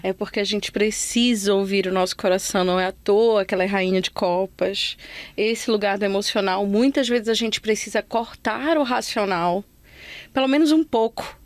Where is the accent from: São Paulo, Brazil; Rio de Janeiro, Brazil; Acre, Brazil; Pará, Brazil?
Pará, Brazil; Belém; moved away; foi só quando eu saí de Belém que eu cheguei aqui